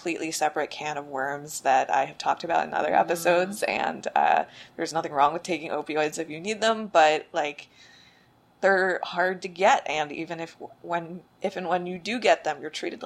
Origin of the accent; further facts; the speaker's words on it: New Jersey, United States; now in New York, United States; I'm originally from New Jersey